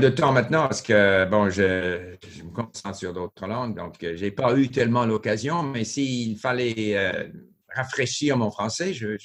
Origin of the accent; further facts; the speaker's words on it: France; accent: French; il y a eu des moments où j'ai été mal reçu par les Québécois à cause de mon accent plutôt français.